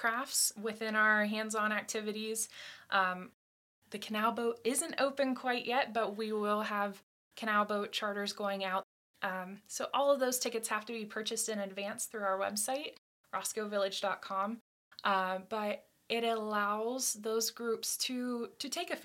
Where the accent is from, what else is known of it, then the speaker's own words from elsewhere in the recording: Tuscarawas County, Ohio, United States; I'm actually from Tuscarawas County